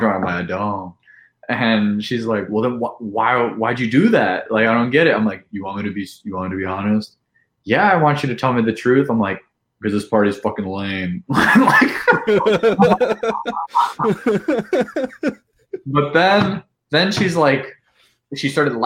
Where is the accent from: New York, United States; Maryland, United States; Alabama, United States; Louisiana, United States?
Alabama, United States; Mobile; moved away; also born or lived in Wisconsin; I'm originally from Alabama.